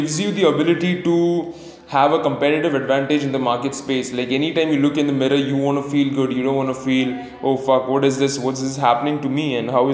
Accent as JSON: {"language": "English", "town": "Pune", "region": "Maharashtra", "country": "India", "said": "I come in from Pune, India"}